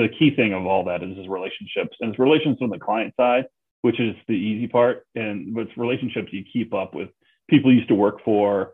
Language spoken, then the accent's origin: English; Cleveland, Ohio, United States; also born or lived in New Orleans / Chicago / San Francisco; my hometown Cleveland